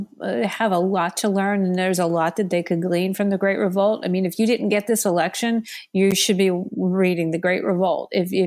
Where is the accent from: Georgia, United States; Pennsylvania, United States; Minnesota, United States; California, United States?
Pennsylvania, United States; think about the traditional Democrats that are in areas like the ones that I grew up in Western Pennsylvania, who still preserve a more traditional, more conservative value sets.